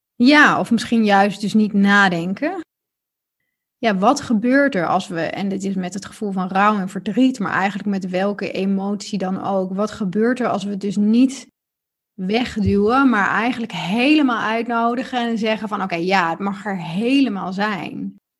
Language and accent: Dutch; Netherlands